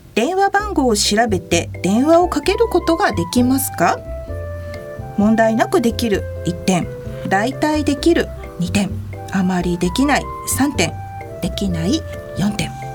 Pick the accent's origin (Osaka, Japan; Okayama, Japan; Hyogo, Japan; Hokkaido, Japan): Hokkaido, Japan; Sapporo; 私の地元札幌